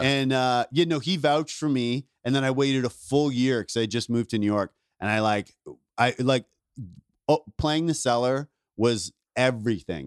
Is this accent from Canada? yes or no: yes; Ontario, Canada; moved away; also born or lived in Vancouver; I grew up in Ontario, but I started comedy in Vancouver